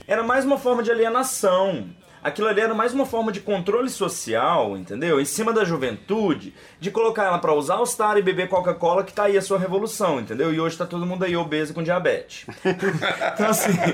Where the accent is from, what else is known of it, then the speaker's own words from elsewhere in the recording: Brazil; como brasileiros